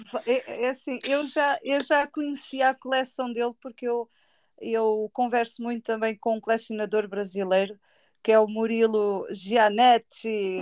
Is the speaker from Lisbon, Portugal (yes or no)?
no; Tavira, Algarve, Portugal; eu não consigo fazer nada na minha terra